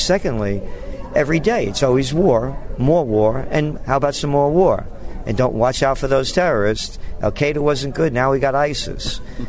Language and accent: English; New York City, New York, United States; also born or lived in Yonkers, New York; it's about growing up in the Bronx and Yonkers and what the Italian families used to be like